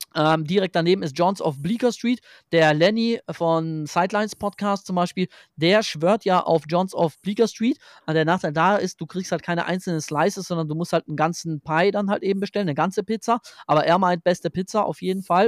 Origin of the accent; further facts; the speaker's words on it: Germany; bei uns in Deutschland